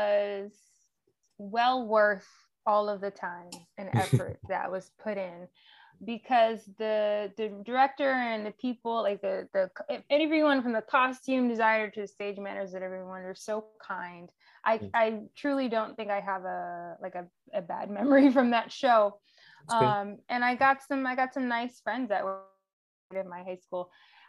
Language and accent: English; Atlanta, Georgia, United States; also born or lived in Riverdale / College Park / Fayetteville / East Point; We moved around quite a bit. I will say it would be easiest to say kind of Metro Atlanta.